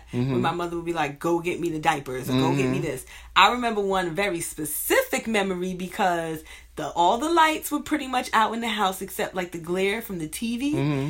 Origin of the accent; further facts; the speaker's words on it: New York City, New York, United States; we grew up in Brooklyn.